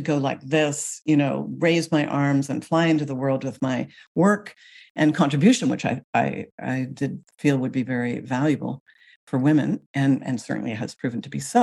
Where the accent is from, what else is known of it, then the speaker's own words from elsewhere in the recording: Canada; moved away as an adult; also born or lived in Paris, France; now in Seattle, United States; I'm Canadian. Mm. I still identify actually as a Canadian, but I now live in the United States.